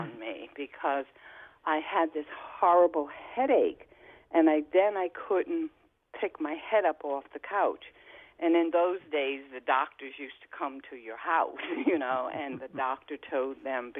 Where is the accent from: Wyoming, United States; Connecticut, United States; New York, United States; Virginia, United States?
Connecticut, United States; New Haven; In 1955, I contracted polio. I was 7. And I was from New Haven, and luckily New Haven Hospital had the serum that they were experimenting